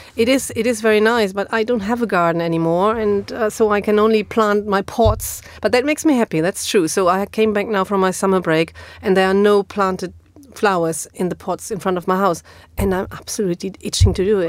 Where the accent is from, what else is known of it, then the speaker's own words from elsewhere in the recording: Germany; English is a second language; moved away; is in my hometown